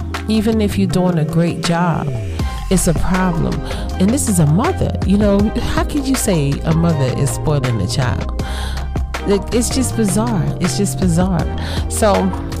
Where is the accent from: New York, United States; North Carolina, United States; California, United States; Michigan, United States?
New York, United States; New York City; moved away